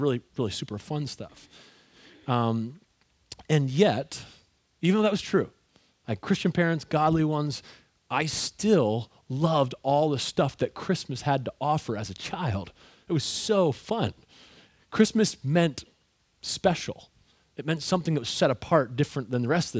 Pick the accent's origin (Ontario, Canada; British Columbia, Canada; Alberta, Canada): Ontario, Canada; I grew up in Ontario, Canada